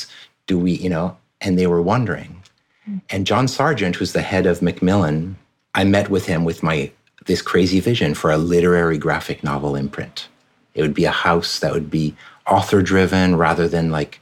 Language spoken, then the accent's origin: English; France; moved away; So my dad's American, my mom's French. I grew up in France pretty much my entire childhood.